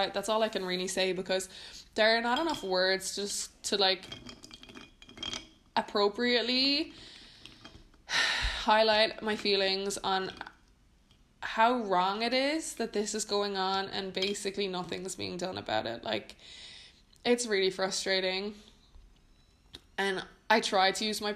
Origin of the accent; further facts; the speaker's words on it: Ireland; now in Netherlands; I'm Irish